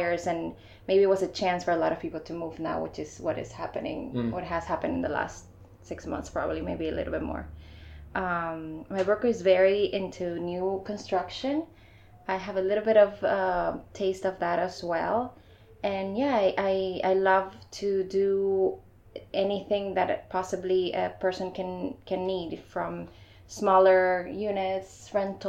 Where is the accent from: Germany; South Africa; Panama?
Panama; also born or lived in Iowa / Chicago; now in Miami, United States; I'm from Panama. I've been in Miami for about 4 years now, and in total in the US, almost 9.